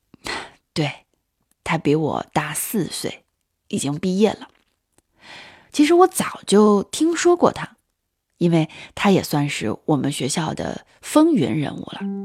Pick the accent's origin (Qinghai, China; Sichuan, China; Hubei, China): Qinghai, China; Hainan Tibetan Autonomous Prefecture; moved away as an adult; 我老家在青海省的海南藏族自治州。我们的村子啊，是那种特别闭塞的小地方。